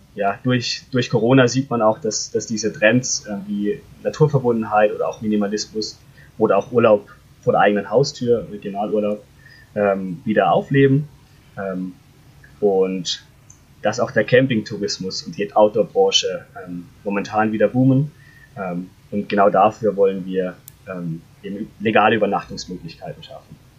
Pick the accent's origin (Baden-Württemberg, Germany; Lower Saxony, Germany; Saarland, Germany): Baden-Württemberg, Germany; Freiburg; moved away as an adult; now in Konstanz, Germany; Ich komme ursprünglich aus Freiburg, bin im Schwarzwald aus, aufgewachsen